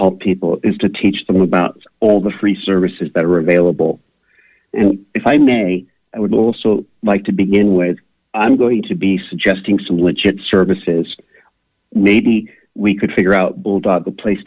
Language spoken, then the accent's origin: English; Lausanne, Vaud, Switzerland; moved away; also born or lived in Villars-sur-Ollon, Switzerland; I grew up in Lausanne, but I went to boarding school in Villaz from the age of 7 all the way to 13